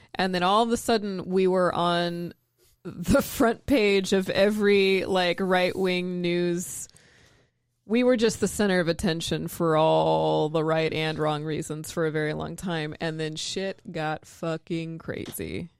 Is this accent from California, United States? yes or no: yes; San Francisco Bay Area, California, United States; now in Portland, United States; I'm from the Bay Area